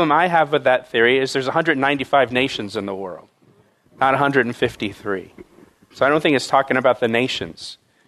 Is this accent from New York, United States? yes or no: no; Florida, United States; When I was about 10 years old, I grew up in Florida.